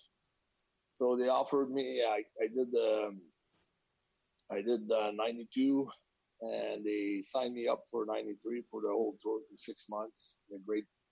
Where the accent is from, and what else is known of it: Quebec, Canada; moved away